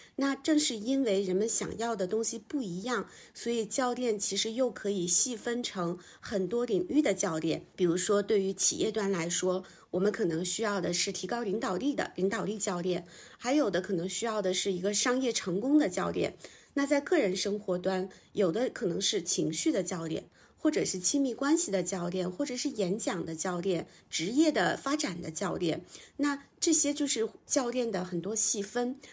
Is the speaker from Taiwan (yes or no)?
no; a small town in northern China, China; moved away as an adult; also born or lived in Beijing; 我是北方小镇出生，然后到北京来读大学，之后我就想要留京，就进到了一家中字头的央企